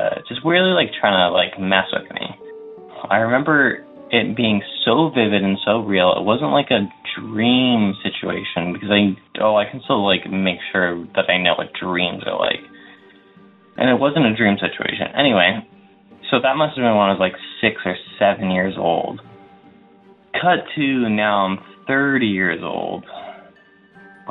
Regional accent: Windsor, Ontario, Canada; I'm from Windsor, Ontario.

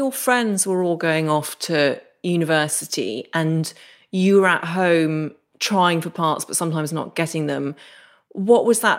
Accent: Derry, Northern Ireland, United Kingdom; I grew up just outside Derry, which obviously you can tell from my accent.

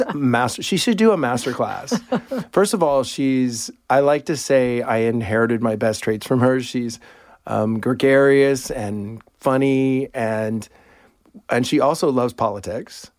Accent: Houston, Texas, United States; I, um, grew up in Clear Lake, Texas, which is part of Houston

